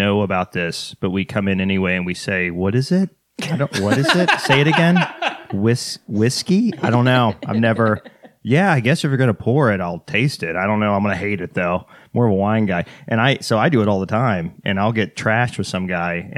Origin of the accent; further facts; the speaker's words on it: Texas, United States; I'm from Texas